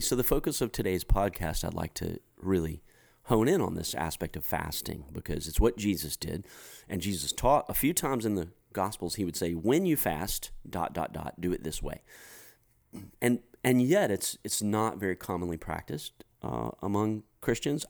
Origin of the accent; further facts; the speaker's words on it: United States; as an American guy